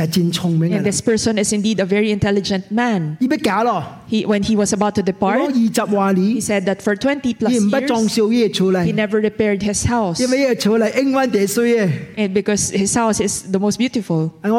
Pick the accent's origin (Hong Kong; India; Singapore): Hong Kong; I am from Hong Kong. There is one thing that Hong Kong does that I am unagreeable. I did not do it when I was in Hong Kong.